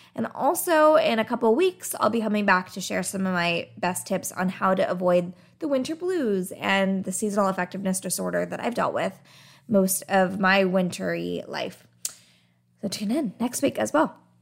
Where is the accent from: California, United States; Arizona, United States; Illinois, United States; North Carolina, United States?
Arizona, United States; I grew up in Arizona